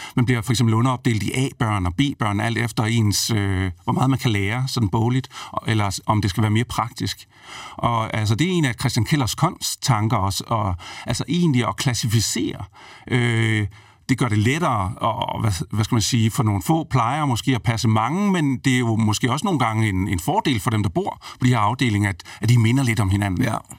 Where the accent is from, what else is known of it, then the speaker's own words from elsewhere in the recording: Brejning, Southern Denmark, Denmark; et sted, hvor jeg er vokset op øh, i Brejning mellem Vejle og Fredericia